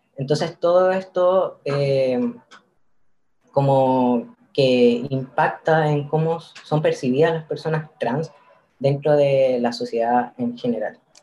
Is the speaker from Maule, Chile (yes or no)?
yes; Curicó, Maule, Chile; moved away as an adult; now in Santiago, Chile; yo soy de Curicó, en Curicó el, tema sobre las disidencias casi no, se tocaba. Eh, en el colegio no